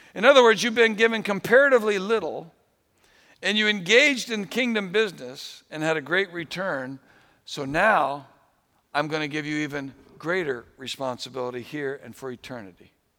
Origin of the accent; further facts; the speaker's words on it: New England, United States; I grew up in New England